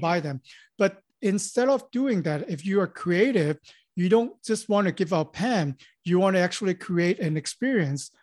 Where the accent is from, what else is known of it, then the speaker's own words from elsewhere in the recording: Hong Kong; moved away as an adult; also born or lived in Los Angeles; born and raised in Hong Kong, so, and I came to Los Angeles after high school.